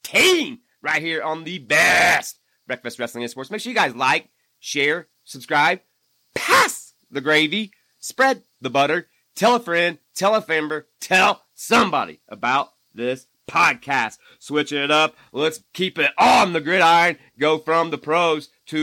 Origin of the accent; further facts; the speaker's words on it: Pennsylvania, United States; in my home state, that's right, the Steelers of Pittsburgh